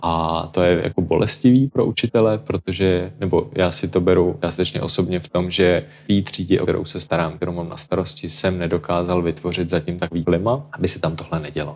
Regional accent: Czechia; u nás, u nás v Čechách

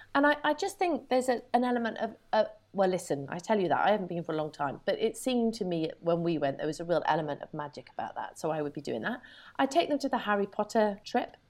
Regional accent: United Kingdom; being very British

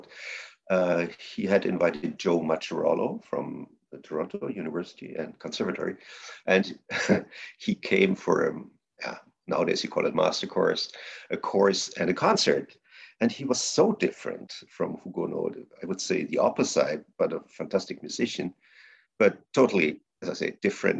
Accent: close to Saarbrücken, Saarland, Germany; my hometown, close to Saarbrücken.

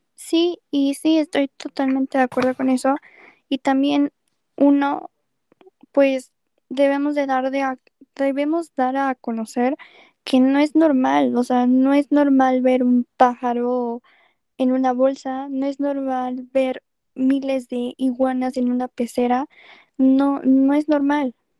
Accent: Mexico; como mexicanos

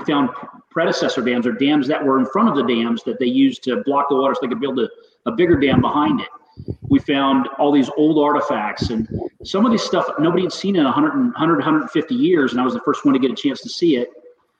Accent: San Antonio, Texas, United States; born there; also born or lived in Spain; Well, so I was born in San Antonio, Texas, and my father was in the Air Force.

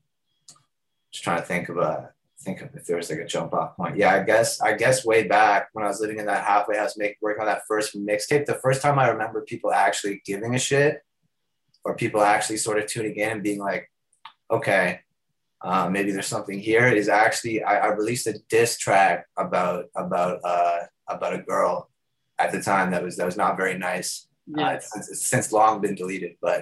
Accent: Toronto, Ontario, Canada; I'm an artist from Toronto

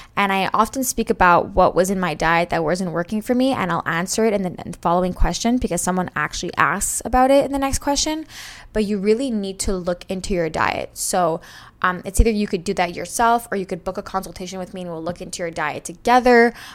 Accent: Montreal, Quebec, Canada; I'm from Montreal, Canada

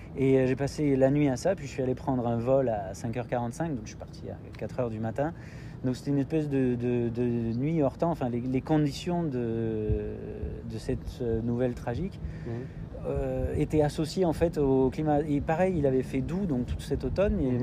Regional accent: France; moved away as an adult; also born or lived in Korea; now in Canada; mes enfants qui sont aussi français

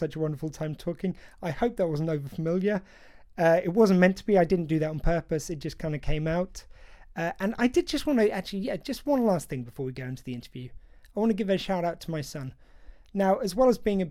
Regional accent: United Kingdom; I feel very much as a British man

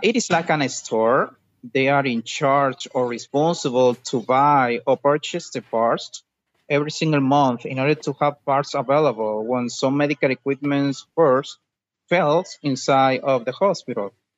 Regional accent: Dominican Republic; English is a second language; I am from Dominican Republic

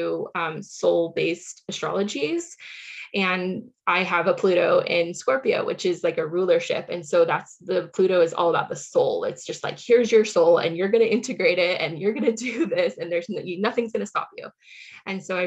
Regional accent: Silicon Valley, California, United States; I grew up in the Silicon Valley in California

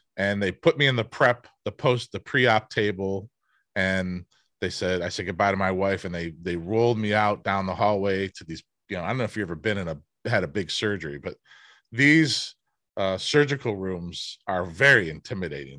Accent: Cleveland, Ohio, United States; I grew up in Cleveland, a Midwest work ethic.

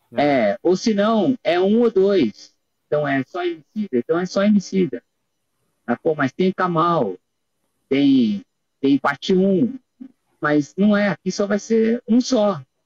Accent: Brazil; sendo brasileiro aqui, é o único aqui do nosso país

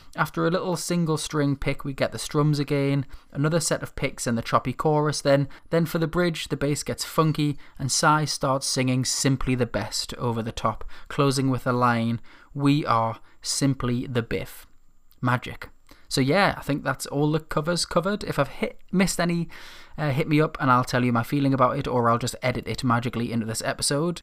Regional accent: Newcastle upon Tyne, North East England, United Kingdom; my hometown

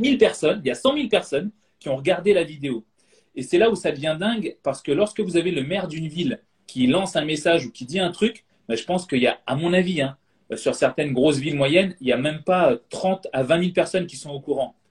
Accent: Guadeloupe; now in Bordeaux, France; en ce moment je suis chez moi en Guadeloupe dans la, dans Caraïbe, mais moi j'habite à Bordeaux

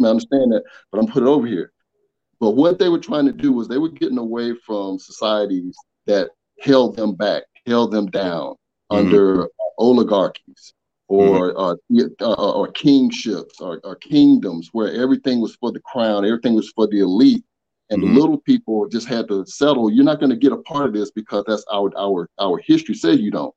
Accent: Atlanta, Georgia, United States; child of the South, born and raised in Atlanta

